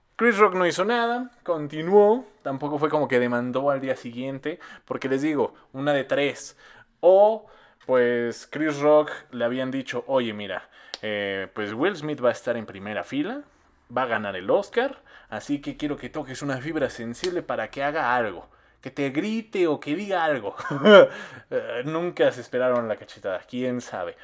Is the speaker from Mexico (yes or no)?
yes; Mexico; Nosotros como mexicanos